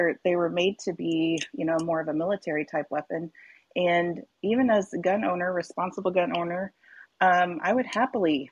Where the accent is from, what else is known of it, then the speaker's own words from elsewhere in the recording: Midwest, United States; I grew up in the Midwest, and I grew up in the country